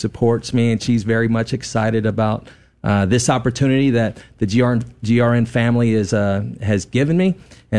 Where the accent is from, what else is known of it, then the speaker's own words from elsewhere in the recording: Jacksonville, Florida, United States; moved away as an adult; now in San Antonio, United States; I'm from Jacksonville, Florida. Been here in San Antonio. I'm a transplant. I'm a Texas transplant.